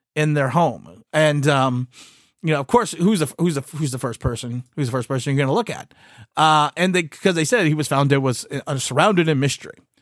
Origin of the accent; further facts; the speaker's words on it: East Coast, United States; I am from the East Coast